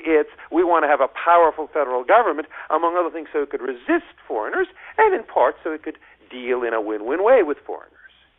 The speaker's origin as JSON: {"language": "English", "country": "United States", "said": "as an American"}